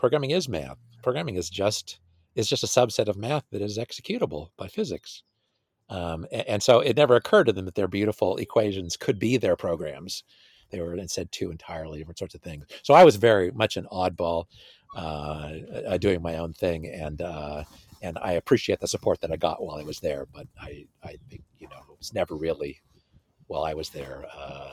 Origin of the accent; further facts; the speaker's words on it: California, United States; I'm from California. My wife and I were both from California